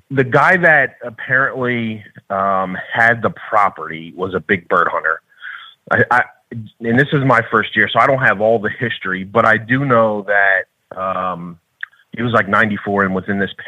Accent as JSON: {"language": "English", "town": "Florence", "region": "New Jersey", "country": "United States", "said": "I'm from Florence, New Jersey"}